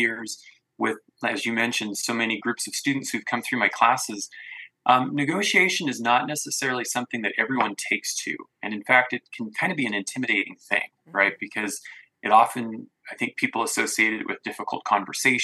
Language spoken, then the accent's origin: English; American Falls, Idaho, United States; I'm from Southeast Idaho, grew up in American Falls.